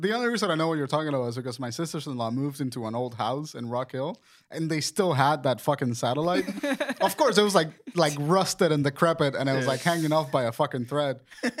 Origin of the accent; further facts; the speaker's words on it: Puerto Rico; moved away; I'm from Puerto Rico, so like our summers were like 110 degree summers.